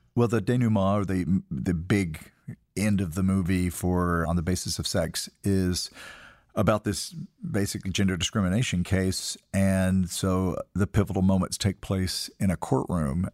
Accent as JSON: {"language": "English", "region": "Tennessee", "country": "United States", "tie": "born or raised there", "moved": "yes", "said": "We grew up in Tennessee calling a frog strangler"}